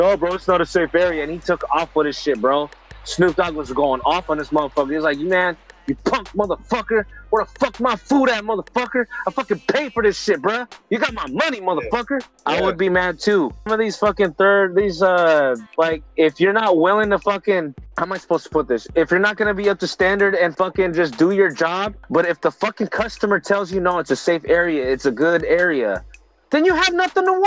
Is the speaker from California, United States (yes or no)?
yes; Pittsburg, California, United States; I'm from Pittsburgh